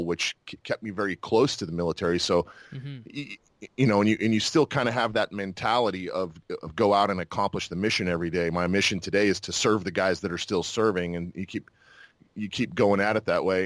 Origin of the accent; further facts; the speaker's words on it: Moriarty, New Mexico, United States; moved away as an adult; also born or lived in Fort Worth, Texas / Moab, Utah / Fayetteville, North Carolina; now in Tampa, United States; I grew up in Utah, and then in New Mexico. Those were the two places where I grew up